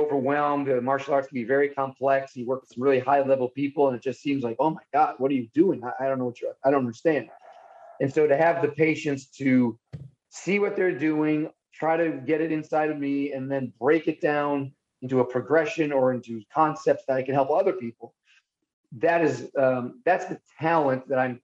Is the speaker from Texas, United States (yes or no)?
no; Buffalo, New York, United States; I am from Buffalo